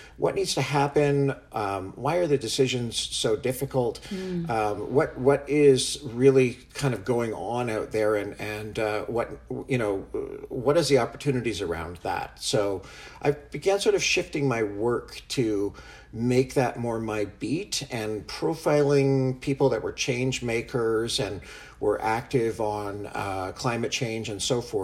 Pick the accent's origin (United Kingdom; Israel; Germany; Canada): Canada; moved away as an adult; also born or lived in San Francisco, United States / Santa Fe, United States; I'm originally from Canada. I grew up here and went to school here